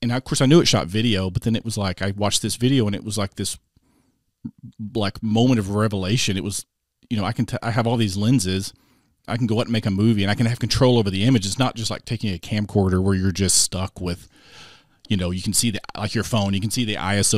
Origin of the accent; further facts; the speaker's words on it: Arkansas, United States; now in Springfield, United States; I grew up down in Arkansas, close to Hot Springs.